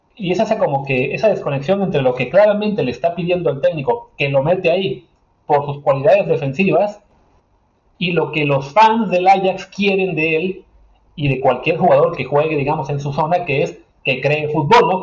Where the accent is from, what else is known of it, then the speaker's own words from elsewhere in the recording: Mexico; nosotros como mexicanos